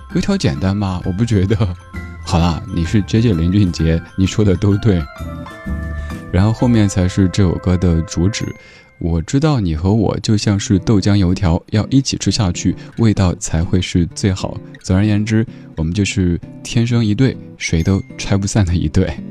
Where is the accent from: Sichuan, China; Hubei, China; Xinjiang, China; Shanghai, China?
Sichuan, China; accent: Sichuanese; 小时候听到的那个，四川话